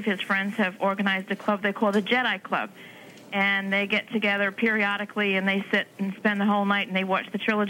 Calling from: Chepachet, Rhode Island, United States; I'm calling from Chepachet, Rhode Island.

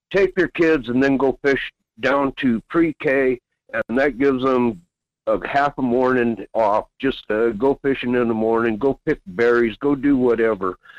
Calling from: Quinhagak, Alaska, United States; Yes, good morning … Quinhagak.

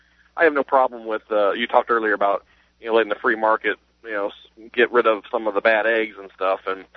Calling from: South Bend, Indiana, United States; Well, I'm in South Bend area, Indiana.

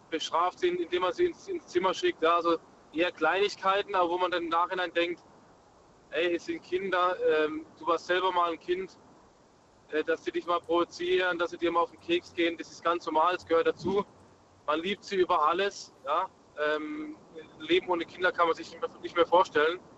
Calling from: Munich, Bavaria, Germany; Ich bin aus München. Grüßt euch. Guten Abend.

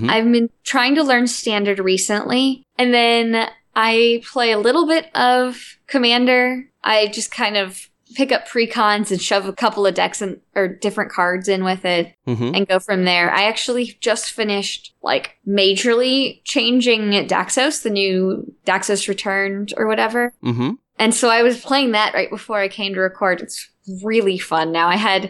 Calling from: St. Louis, Missouri, United States; St. Louis, Missouri.

